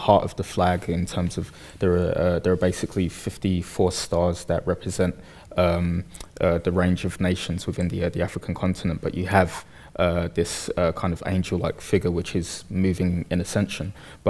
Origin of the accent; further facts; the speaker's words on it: Bethnal Green, London, United Kingdom; I grew up in Bethnal Green in the early 80s through to the 90s.